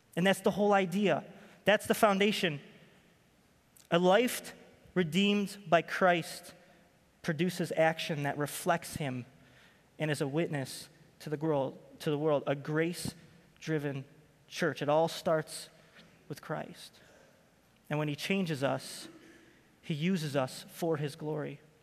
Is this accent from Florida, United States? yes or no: no; Rochester, New York, United States; moved away as an adult; I'm from Rochester, New York